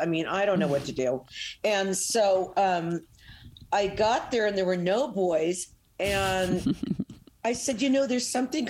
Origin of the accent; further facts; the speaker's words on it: New York, United States; moved away as an adult; now in California, United States; well, I was born in New York